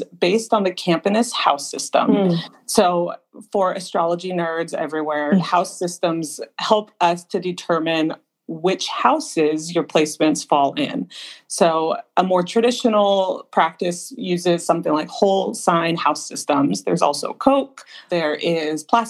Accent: Southern California, United States; I grew up here in Southern California

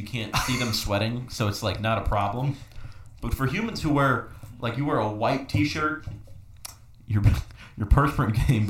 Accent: Chicago, Illinois, United States; It says Windy City because I'm from Chicago.

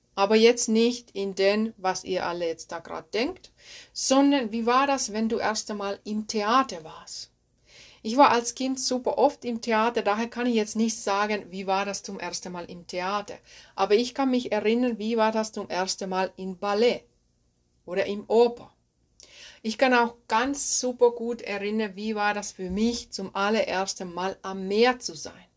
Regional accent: Finland; accent: Finnish; German is a second language; moved away; Ich bin ursprünglich aus Finnland, das wirst du merken hier in dieser Podcast-Folge, dass mein Akzent aus Finnland stammt.

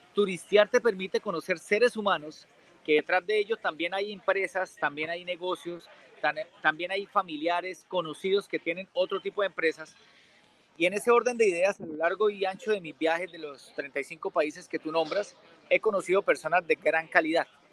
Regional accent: Bucaramanga, Santander, Colombia; also born or lived in Brisbane, Australia; soy de Bucaramanga, Santander, un departamento que es límite con Venezuela en Colombia

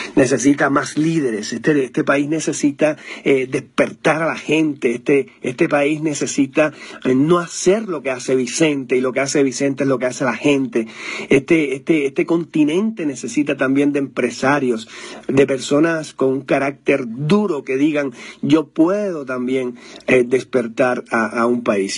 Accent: Cuba; moved away as an adult; now in Mexico; yo soy cubano

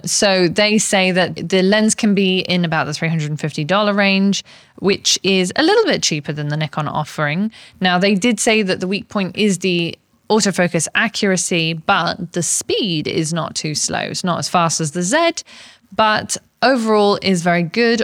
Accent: England, United Kingdom; I'm English

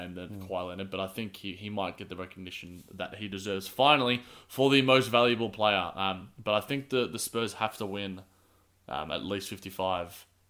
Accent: Australia; as an Australian

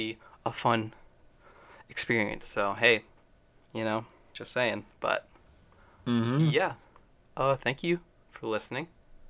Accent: Calgary, Alberta, Canada; We're from Cowtown.

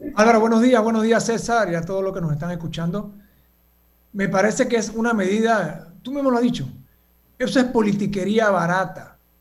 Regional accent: Panama; como panameños

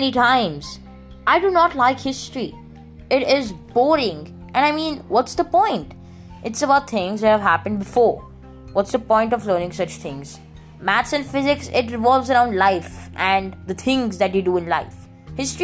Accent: India; I'm an Indian. And I'm 11 years old

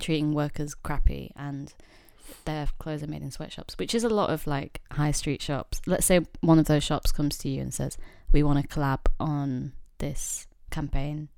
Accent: Yorkshire and the Humber, United Kingdom; moved away as an adult; now in London, United Kingdom; I grew up in a very, very small town slash village

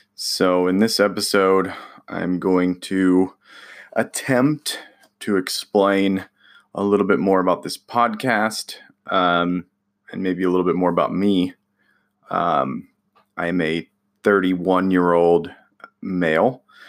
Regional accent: California, United States; now in Indiana, United States; I'm from California

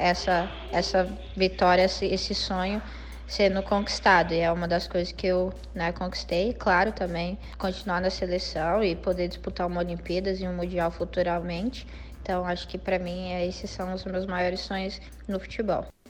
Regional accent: Brazil; also born or lived in United States; nós somos brasileiros mais técnicos

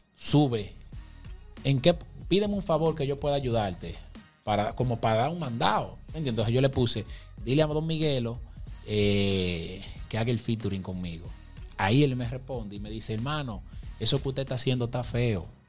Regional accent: Puerto Plata, Dominican Republic; soy de Puerto Plata, mi gente. Cristo Rey. Organización Oliva. Soy criado ahí mismo en los dos barrios.

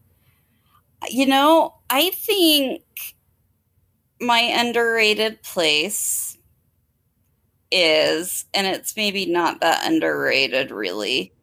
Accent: Farmington, Utah, United States; I grew up in Farmington

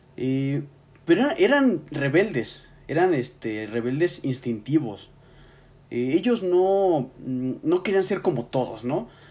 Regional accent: Mexico; Como mexicanos seguimos estancados en esta etapa reflexiva

